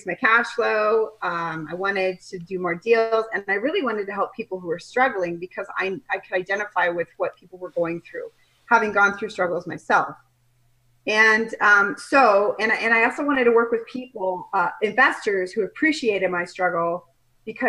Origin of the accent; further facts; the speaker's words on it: Colorado, United States; moved away as an adult; also born or lived in Nebraska; now in Kelowna, Canada; I'm from Colorado. I grew up in Colorado, went to school in Nebraska